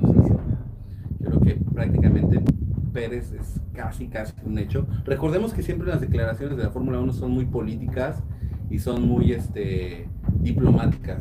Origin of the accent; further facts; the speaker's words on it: Atizapán de Zaragoza, State of Mexico, Mexico; now in Dominican Republic; Vivo en República Dominicana, pero estoy, pero soy eh, atizapense, si se puede decir.